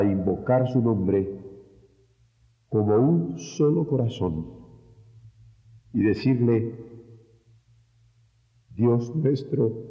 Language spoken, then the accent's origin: Spanish; Mexico